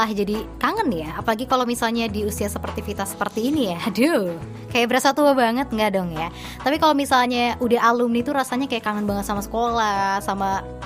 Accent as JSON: {"language": "Indonesian", "town": "Bandung", "region": "West Java", "country": "Indonesia", "said": "Uh, aku kan sendiri orang Bandung nggak tahu nih letaknya di mana gitu di SMKN Pertanian Karawang ini."}